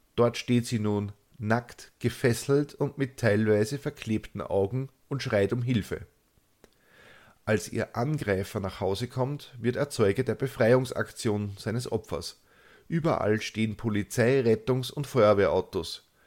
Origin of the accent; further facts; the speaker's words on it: Austria; accent: Austrian dialect; die dürften als einzige außerhalb Österreichs die gelegentlichen Ausbrüche in meinem eingeborenen Dialekt verstehen